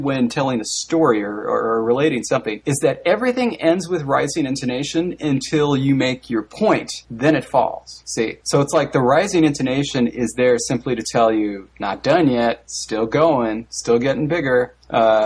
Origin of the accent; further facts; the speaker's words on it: Orange County, California, United States; accent: rising intonation (Orange County / Valley-style); That was my native accent. I can break from it to speak with you gentlemen, but that's how I speak usually.